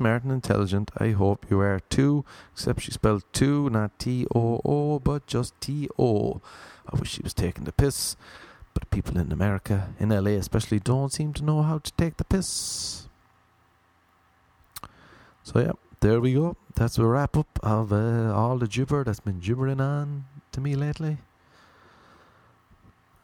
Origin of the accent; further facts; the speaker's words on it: Ireland; moved away as an adult; now in Los Angeles, United States; I'm Irish